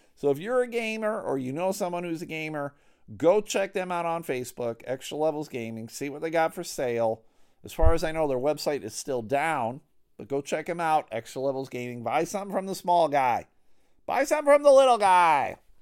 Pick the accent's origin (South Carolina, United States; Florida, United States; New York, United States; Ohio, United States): New York, United States; Buffalo; moved away as an adult; now in Grand Rapids, United States; I grew up in Buffalo